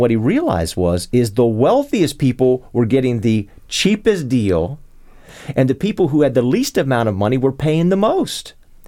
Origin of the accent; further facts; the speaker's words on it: Arlington, Virginia, United States; I grew up in South Arlington.